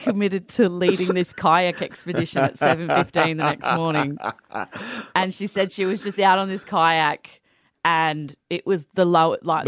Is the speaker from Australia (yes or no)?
yes; Paracombe, South Australia, Australia; I'm from Paracombe. We have the Paracombe Pirates.